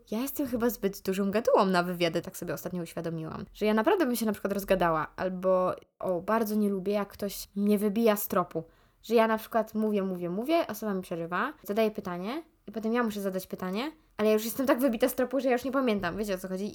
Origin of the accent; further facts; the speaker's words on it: Ruda Śląska, Silesian Voivodeship, Poland; accent: Ruda (Silesian); mam rudzki akcent